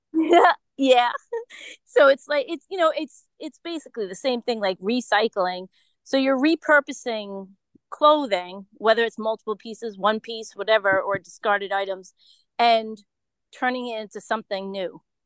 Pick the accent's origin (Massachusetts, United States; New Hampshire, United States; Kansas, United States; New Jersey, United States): Massachusetts, United States; Holliston; also born or lived in Foxborough, Massachusetts; I'm from a little town outside of Boston, west of Boston